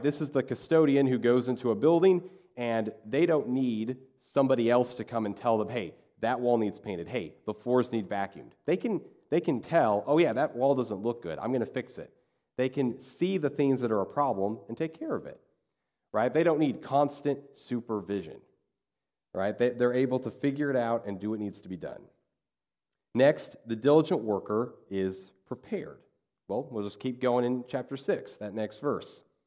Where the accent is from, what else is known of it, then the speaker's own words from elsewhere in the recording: Kansas, United States; when I grew up in Kansas, we had a lot of farmers in our community